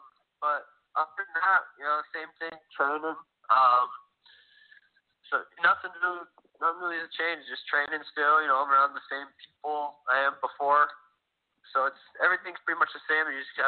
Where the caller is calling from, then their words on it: Phoenix, Arizona, United States; I'm in Phoenix, Arizona. I'm actually at the lab right now.